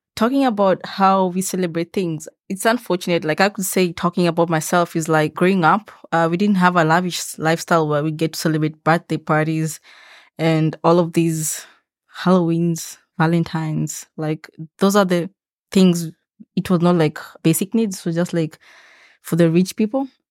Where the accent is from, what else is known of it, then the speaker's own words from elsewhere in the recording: Kenya; now in Lethbridge, Canada; I'm from Kenya